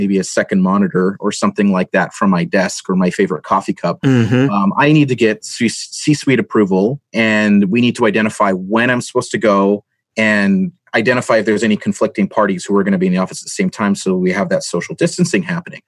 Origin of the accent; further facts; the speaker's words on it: Canada; being a Canadian on site in the U.S.